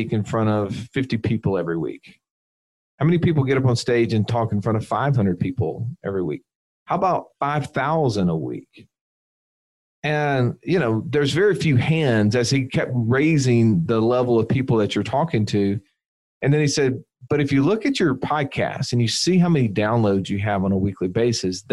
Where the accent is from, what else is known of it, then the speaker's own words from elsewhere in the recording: Alabama, United States; We're slow rednecks from Alabama